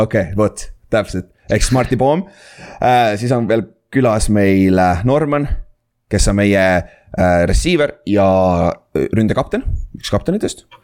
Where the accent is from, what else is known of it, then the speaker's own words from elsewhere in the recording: Saare County, Estonia; moved away; ma olen ise saarlane